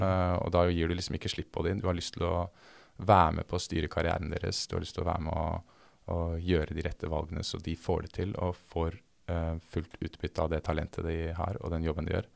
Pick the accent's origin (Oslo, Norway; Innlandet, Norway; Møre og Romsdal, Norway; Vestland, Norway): Oslo, Norway; moved away as an adult; now in Los Angeles, United States; jeg vokste opp eh, på Lutvann, som er et sted mellom Troster og Haugerud, på linje 2